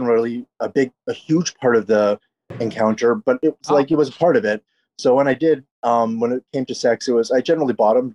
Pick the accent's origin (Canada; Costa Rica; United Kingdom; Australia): Canada; now in Los Angeles, United States; I grew up in Canada